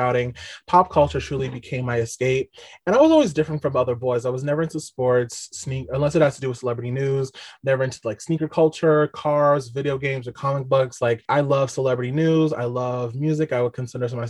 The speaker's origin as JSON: {"language": "English", "area": "Long Island", "region": "New York", "country": "United States", "tie": "born or raised there", "said": "I'm from Long Island, New York"}